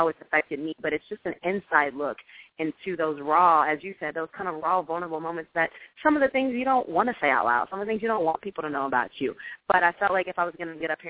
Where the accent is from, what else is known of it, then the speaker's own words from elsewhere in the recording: Jefferson City, Missouri, United States; moved away as an adult; also born or lived in Ohio; now in Los Angeles, United States; I am originally from Jefferson City, Missouri, show me state in the house.